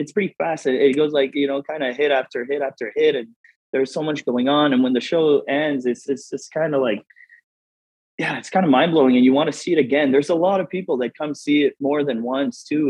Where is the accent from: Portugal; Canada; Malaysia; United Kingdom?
Canada; Moncton, New Brunswick; moved away as an adult; also born or lived in Los Angeles; now in Las Vegas, United States; I'm from uh, Moncton, New Brunswick, uh, Canada